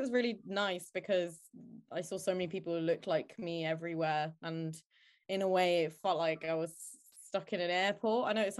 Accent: Manchester, North West England, United Kingdom; moved away as an adult; now in Nottingham, United Kingdom; I'm 20. I am from Manchester. I currently live in Nottingham because I go to uni here.

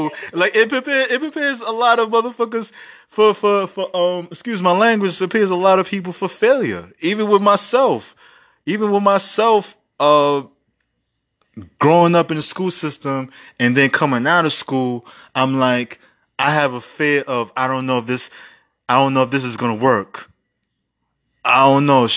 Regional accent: New York City, New York, United States; I grew up in the Bronx school system, one of the worst school system in America

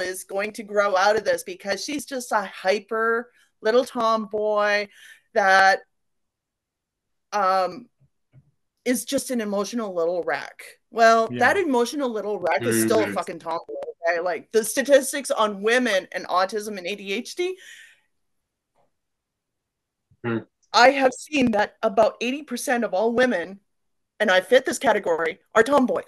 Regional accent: Port Hardy, British Columbia, Canada; also born or lived in Victoria, British Columbia; I was born in Victoria, BC, 1974. Okay. And raised in Port Hardy for most of my life, Port Hardy, Port McNeil, Sointula, that area.

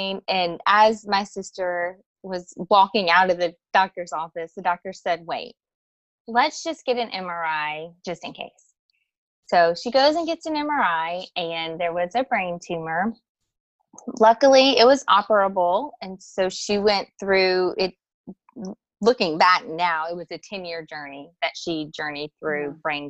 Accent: South Louisiana, United States; I grew up in South Louisiana, and I had a very close-knit family

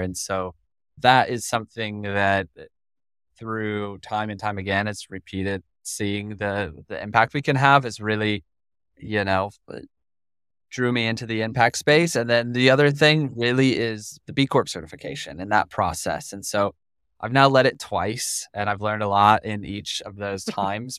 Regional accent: Colorado, United States; I'm from Colorado.

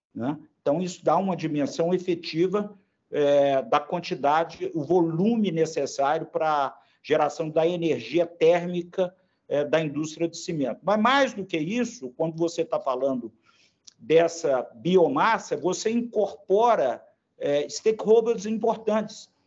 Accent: Belo Horizonte, Minas Gerais, Brazil; accent: mineiro; eu pelo sotaque, eu me denuncio, né? É, eu sou mineiro, de Belo Horizonte

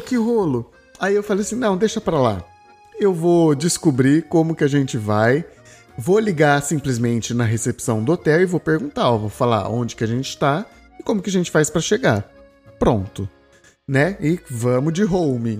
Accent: Brazil; vem eu, brasileiro, com as minhas cargas, com a minha história

